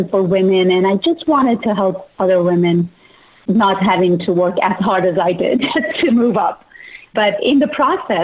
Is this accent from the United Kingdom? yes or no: no; Iran; moved away; I was born and raised in Iran